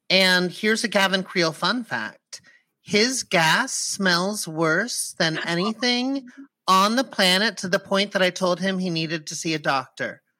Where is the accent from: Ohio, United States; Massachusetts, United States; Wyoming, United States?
Massachusetts, United States; Boston; moved away; also born or lived in New York; I am originally from Boston, Massachusetts.